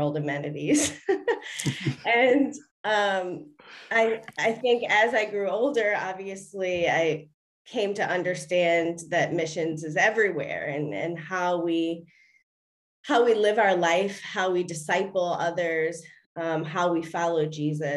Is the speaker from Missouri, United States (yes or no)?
no; Baltimore, Maryland, United States; moved away as an adult; now in New York City, United States; Grew up in Maryland, Baltimore, Maryland, and spent most of my life there